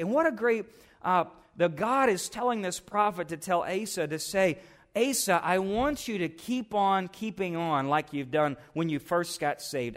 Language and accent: English; United States; as an American Christian